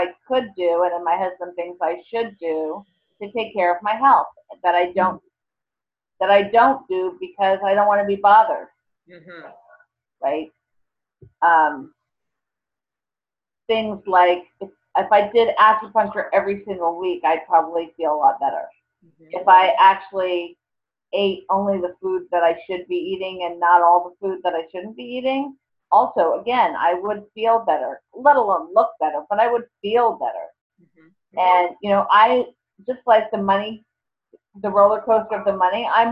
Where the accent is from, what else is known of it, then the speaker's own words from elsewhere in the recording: New York City, New York, United States; I'm from New York City